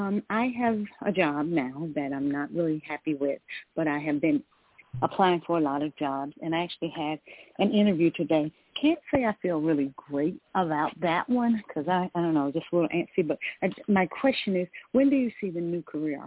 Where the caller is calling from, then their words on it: Georgia, United States; I'm calling from Georgia.